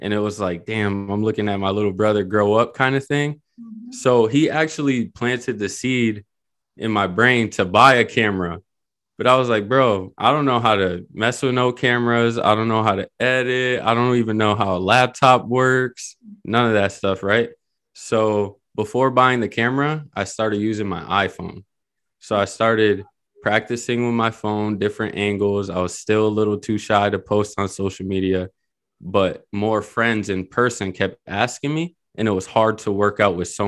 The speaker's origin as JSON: {"language": "English", "town": "Springfield", "region": "Massachusetts", "country": "United States", "said": "I'm from Springfield, Mass"}